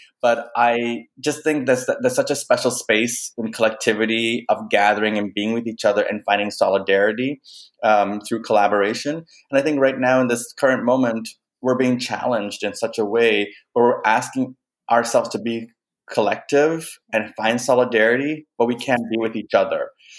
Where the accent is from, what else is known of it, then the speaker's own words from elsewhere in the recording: Canada; also born or lived in Kenya; my cultural identity in that work, looking at my Kenyan upbringing, my being raised in Canada, but being of Indian descent, fifth generation born in Kenya, but of Indian descent.